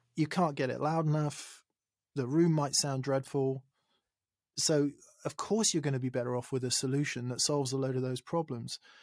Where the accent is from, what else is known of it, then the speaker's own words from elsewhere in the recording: England, United Kingdom; I'm English